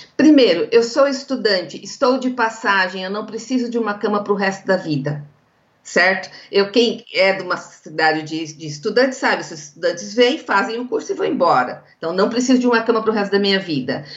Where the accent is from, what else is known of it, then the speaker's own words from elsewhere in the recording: interior of São Paulo, Brazil; accent: interior paulista; eu sou do interior de São Paulo, né? Acho que o sotaque já diz isso